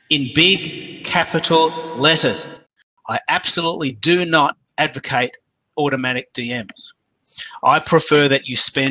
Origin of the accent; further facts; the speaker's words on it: Australia; I'm the Aussie king of Twitter